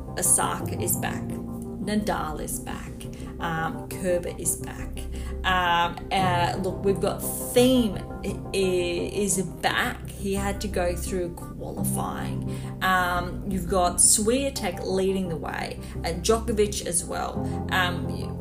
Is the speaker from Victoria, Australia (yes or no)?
no; Gold Coast, Queensland, Australia; I am based on the sunny Gold Coast